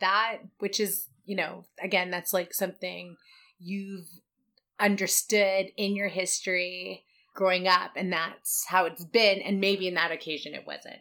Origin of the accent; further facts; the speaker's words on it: Vancouver, British Columbia, Canada; We're two Asians born and raised in Vancouver.